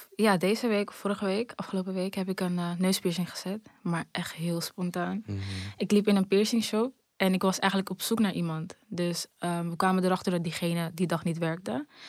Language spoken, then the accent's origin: Dutch; Amsterdam, North Holland, Netherlands; pas verhuisd uit Amsterdam-Zuidoost. Dus daar geboren en getogen.